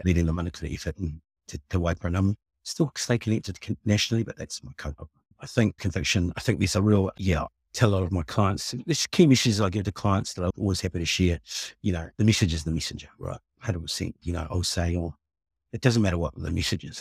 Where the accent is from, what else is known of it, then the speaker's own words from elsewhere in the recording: Nelson, New Zealand; moved away as an adult; also born or lived in Papua New Guinea / Richmond, New Zealand; now in Wellington, New Zealand; I came over to New Zealand when I was two with my mum and settled in Nelson